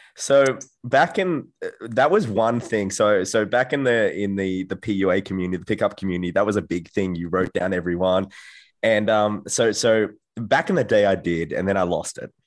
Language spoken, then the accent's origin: English; Australia; I'm from Australia, and I, I come from a, a quiet town